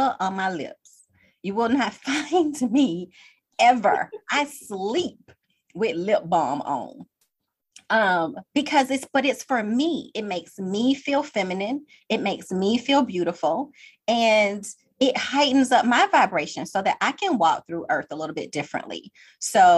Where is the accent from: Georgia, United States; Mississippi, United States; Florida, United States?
Georgia, United States; Atlanta; I am a original Georgia peach. I am originally from Atlanta